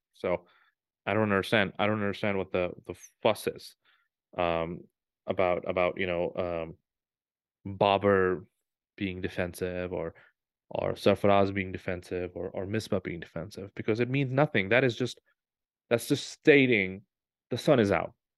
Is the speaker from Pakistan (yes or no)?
yes; Pakistan; moved away; I was born in Pakistan